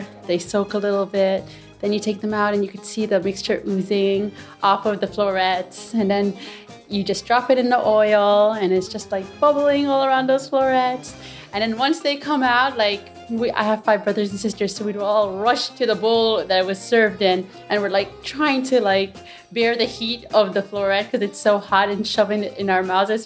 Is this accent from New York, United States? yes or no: yes; New York City, New York, United States; I am from Jackson Heights, but originally Egyptian.